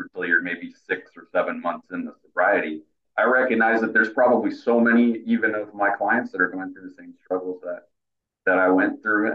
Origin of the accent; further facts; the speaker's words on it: Bay Area, California, United States; born and raised in the Bay Area, currently living in San Jose